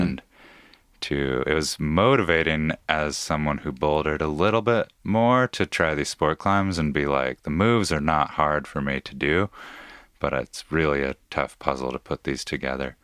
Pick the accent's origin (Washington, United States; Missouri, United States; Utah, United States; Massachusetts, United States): Washington, United States; Issaquah; I grew up in Issaquah, Washington, yeah, or just outside of it